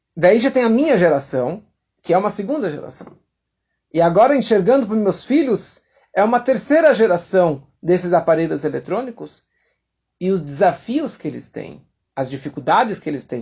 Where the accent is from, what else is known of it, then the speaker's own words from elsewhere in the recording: São Paulo, Brazil; Eu nasci aqui em São Paulo, no bairro de Santana